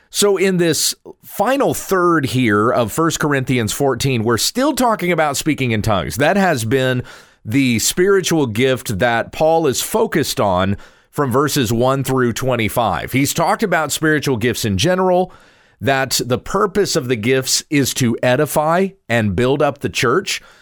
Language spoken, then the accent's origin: English; United States; also born or lived in Texas; I'm an American. I live in Texas.